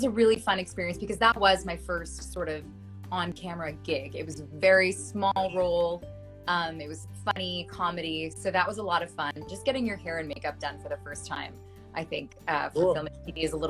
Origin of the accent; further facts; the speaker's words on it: Ottawa, Ontario, Canada; also born or lived in Quebec; So I grew up in Ottawa, Ontario, Canada.